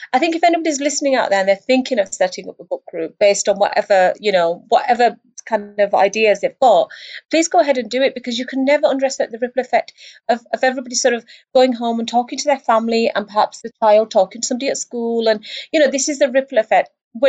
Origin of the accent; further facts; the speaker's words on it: United Kingdom; As a Brit, I don't distinguish between one Muslim and another.